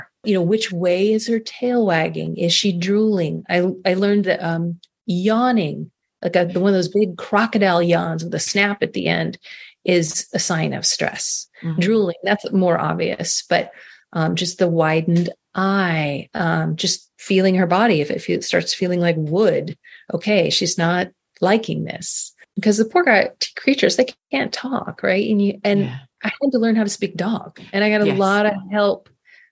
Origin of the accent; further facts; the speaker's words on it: Carmel Valley, California, United States; moved away as an adult; We moved back to my hometown in Carmel Valley